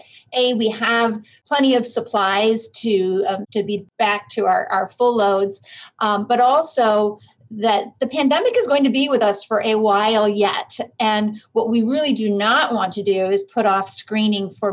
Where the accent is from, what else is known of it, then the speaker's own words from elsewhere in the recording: Vermont, United States; moved away as an adult; also born or lived in Philadelphia, Pennsylvania; now in Cleveland, United States; I actually grew up in Vermont